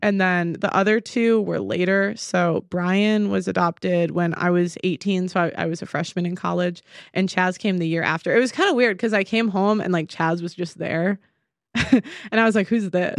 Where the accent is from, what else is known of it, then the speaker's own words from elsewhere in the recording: Chicago, Illinois, United States; now in England; I'm from Chicago, the suburbs, originally